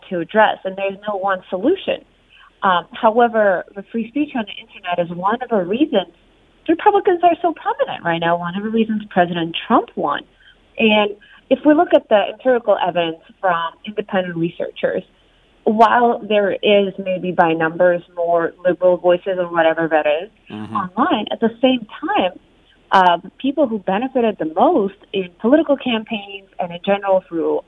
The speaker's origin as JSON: {"language": "English", "country": "Russia", "tie": "born or raised there", "second_language": "English", "moved": "as an adult", "lives_now": "United States", "said": "I grew up in Russia, and I moved here only 5 years ago for law school"}